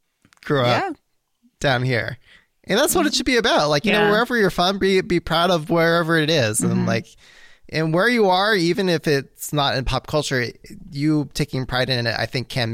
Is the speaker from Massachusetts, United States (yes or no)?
no; California, United States; as a Californian